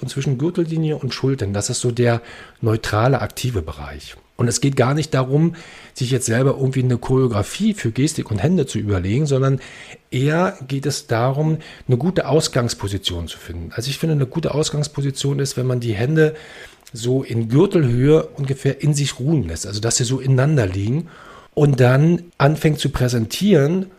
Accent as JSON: {"language": "German", "region": "Berlin", "country": "Germany", "tie": "born or raised there", "moved": "yes", "lives_now": "Brandenburg, Germany", "said": "ich bin äh, in Brandenburg geboren, Berlin aufgewachsen, jetzt lebe ich wieder in Brandenburg."}